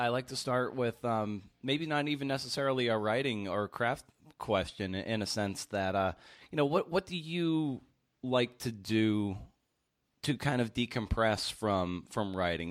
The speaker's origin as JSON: {"language": "English", "area": "outside of Boston", "region": "Massachusetts", "country": "United States", "tie": "born or raised there", "said": "I grew up in outside of Boston, so I'm like a New England everything"}